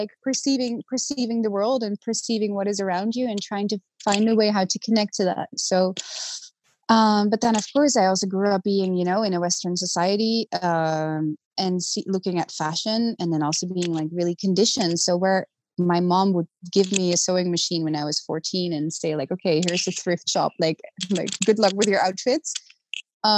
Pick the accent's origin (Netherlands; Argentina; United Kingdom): Netherlands; The Hague, South Holland; So I grew up originally in Holland, in The Hague